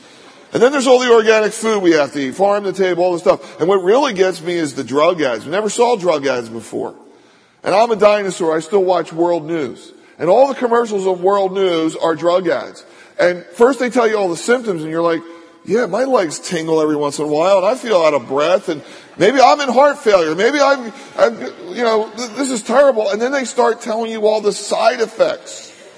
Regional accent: Philadelphia, Pennsylvania, United States; When I was a kid, I grew up in Philadelphia in a row home.

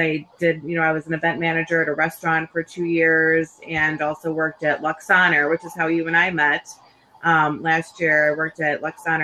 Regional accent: Schaumburg, Illinois, United States; So I grew up in Schaumburg.

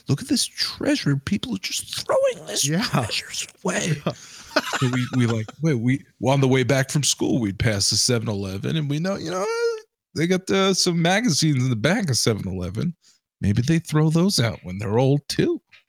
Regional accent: Queens, New York, United States; So growing up in Queens, New York, you know, latchkey kid, if you will, our Genovese had a dumpster.

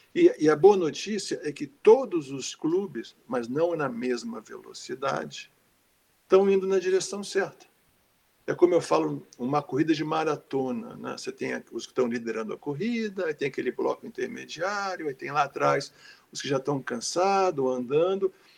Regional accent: Rio de Janeiro, Brazil; moved away as an adult; also born or lived in São Paulo; nasci em São Paulo, é, com meses de vida, minha família se mudou para o Rio de Janeiro e eu vivi toda a minha vida até a universidade no Rio

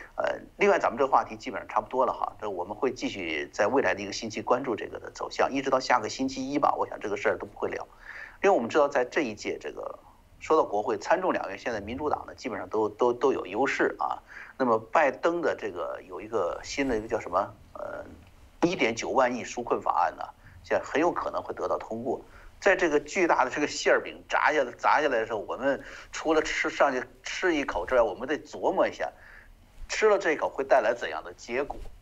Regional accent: China; moved away; 我们从这个中共国走出来的人

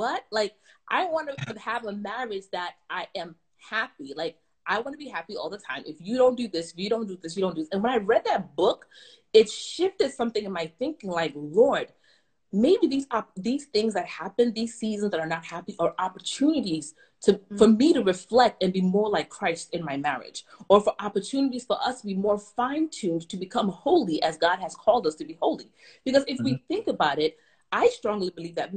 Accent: Ghana; I'm from Ghana, West Africa

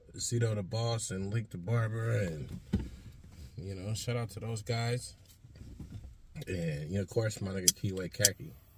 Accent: Stockton, California, United States; moved away as an adult; also born or lived in Portland, Oregon; I'm originally, like I said, from Stockton, California, Southside. You feel me? Uh, grew up out there, and yeah, I moved out here in 2007.

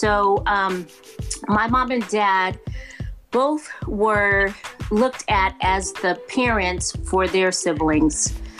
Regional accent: Blytheville, Arkansas, United States; Like Larry, I was born in Blytheville, Arkansas.

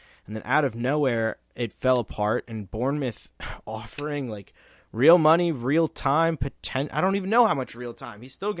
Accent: United States; And that's just me as an American fan.

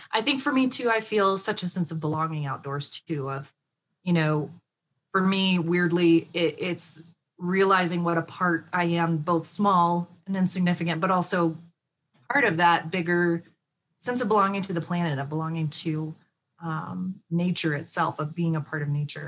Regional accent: Texas, United States; I grew up in Texas

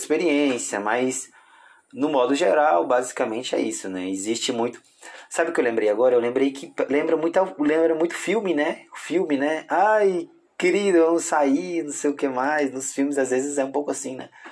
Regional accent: Tocantins, Brazil; accent: Tocantinense; now in Belo Horizonte, Brazil; eu sou do Tocantins

